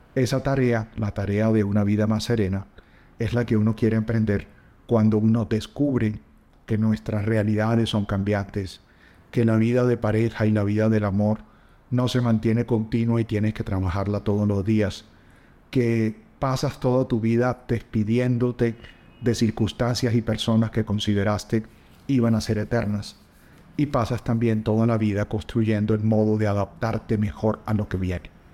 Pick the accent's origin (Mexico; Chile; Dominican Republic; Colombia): Colombia; La Guajira; crecí en la Guajira colombiana